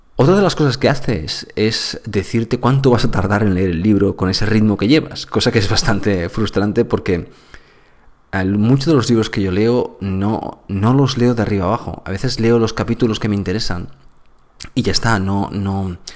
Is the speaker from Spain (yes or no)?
yes; Andalusia, Spain; yo soy andaluz